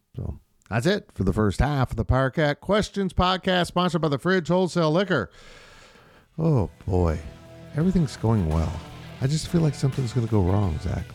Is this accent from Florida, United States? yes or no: yes; Florida, United States; now in Manhattan, Kansas, United States; I was born in Florida